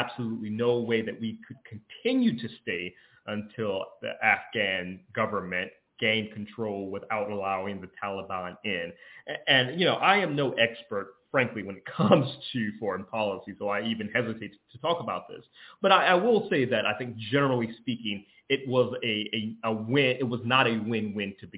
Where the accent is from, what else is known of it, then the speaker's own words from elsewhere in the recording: Georgia, United States; my home state of Georgia